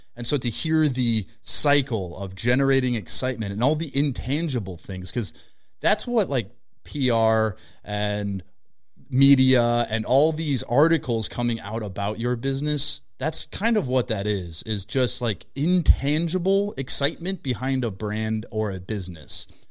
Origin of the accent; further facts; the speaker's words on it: Minnesota, United States; We're from Minnesota, so Target has, like, this extra level of importance placed on it.